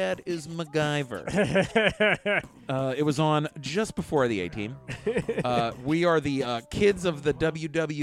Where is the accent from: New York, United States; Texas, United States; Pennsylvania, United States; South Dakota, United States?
Pennsylvania, United States; Pittsburgh; being from Pittsburgh